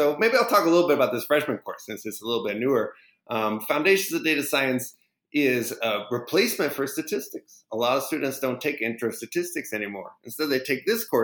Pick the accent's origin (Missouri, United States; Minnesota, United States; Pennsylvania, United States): Minnesota, United States; Minneapolis; also born or lived in Pasadena, California; now in Berkeley, United States; I'm originally from Pasadena, but I grew up mostly in Minneapolis, which is a little bit colder than Pasadena